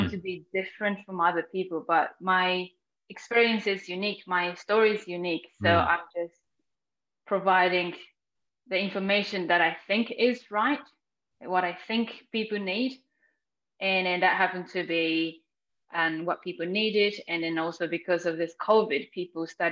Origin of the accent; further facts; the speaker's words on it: Japan; moved away as an adult; now in New Zealand; growing up in Japan, I was very sporty